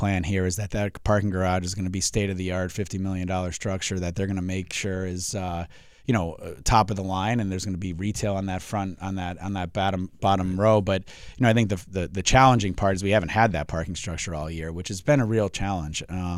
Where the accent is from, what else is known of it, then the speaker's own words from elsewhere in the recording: Springfield, Massachusetts, United States; I was born and raised in Springfield, went to Cathedral